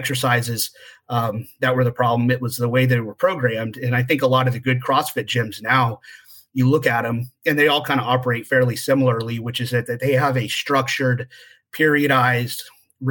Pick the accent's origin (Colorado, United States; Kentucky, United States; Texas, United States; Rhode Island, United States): Texas, United States; moved away as an adult; also born or lived in California; I was from Texas. I was moving back to Texas